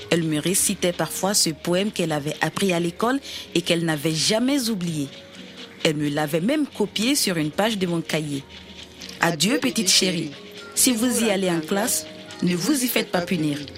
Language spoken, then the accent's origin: French; Burkina Faso; mes parents m'envoyèrent au Burkina Faso, mon pays d'origine, afin de poursuivre mes études jusqu'à l'université.